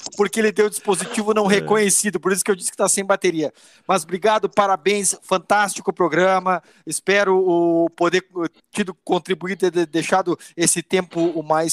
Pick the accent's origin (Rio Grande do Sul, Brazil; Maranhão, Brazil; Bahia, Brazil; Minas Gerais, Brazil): Rio Grande do Sul, Brazil; also born or lived in São Paulo; Eu sou gaúcho, minha família fica no Rio Grande do Sul, eu venho toda segunda a São Paulo para trabalhar